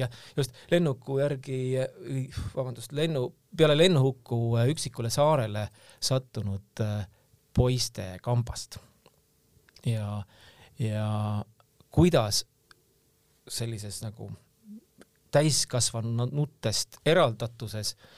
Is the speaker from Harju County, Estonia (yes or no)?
yes; Tallinn, Harju County, Estonia; mina kasvasin tegelikult nagu Tallinnas Õismäel ülesse